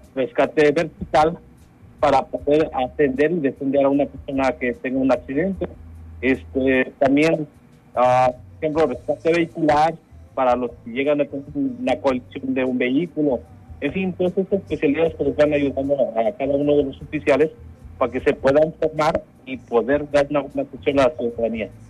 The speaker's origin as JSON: {"language": "Spanish", "region": "Mexico City", "country": "Mexico", "tie": "born or raised there", "moved": "yes", "said": "yo soy originario de la Ciudad de México"}